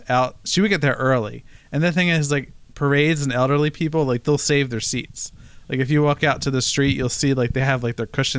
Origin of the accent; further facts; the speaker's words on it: New Jersey, United States; I'm from New Jersey.